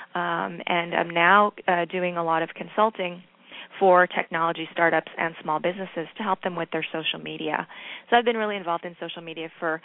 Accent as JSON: {"language": "English", "region": "East Coast", "country": "United States", "also_born_or_lived": "Seattle", "moved": "as an adult", "lives_now": "Silicon Valley, United States", "said": "I'm originally from the East Coast, and I've been in Silicon Valley for the last 18 years."}